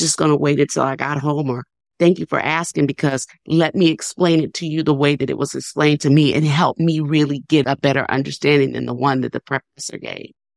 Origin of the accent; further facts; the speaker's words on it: New Orleans, Louisiana, United States; now in Nashville, United States; I'm from New Orleans, and I have two sisters that were still living there